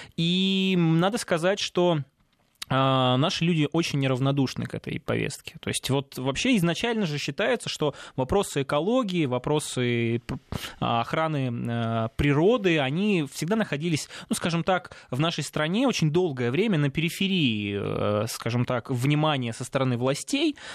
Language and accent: Russian; Salekhard, Yamalo-Nenets Autonomous Okrug, Russia; я родом из Салихарда, это Ямалнинский автономный округ